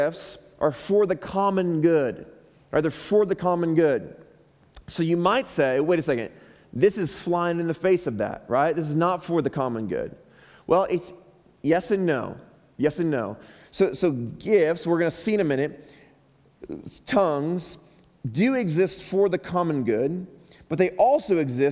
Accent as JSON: {"language": "English", "town": "Chicago", "region": "Illinois", "country": "United States", "moved": "yes", "said": "back in Chicago where I'm from"}